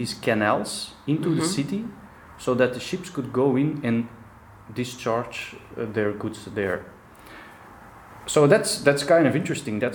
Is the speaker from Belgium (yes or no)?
yes; Antwerp, Flanders, Belgium; I grew up in Antwerp